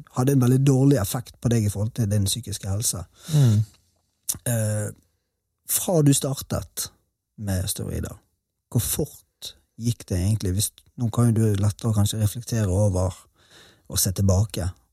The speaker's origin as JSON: {"language": "Norwegian", "town": "Bergen", "region": "Vestland", "country": "Norway", "moved": "yes", "lives_now": "Sørlandet, Norway", "said": "Spesielt i Bergen, der jeg kommer fra"}